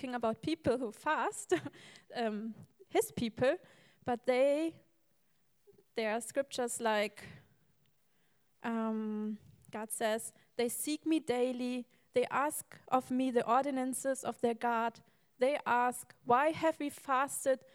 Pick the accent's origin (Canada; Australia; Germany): Germany; English is a second language; moved away; I come not from America, I'm from Germany.